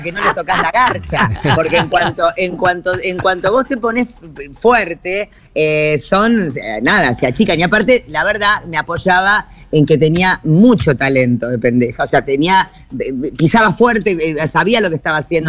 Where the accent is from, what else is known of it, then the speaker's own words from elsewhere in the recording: Buenos Aires, Argentina; la casa modesta en la que yo me crié en Floresta, la casa Chorizo, que es la casa que yo siempre recuerdo porque es la casa de mi infancia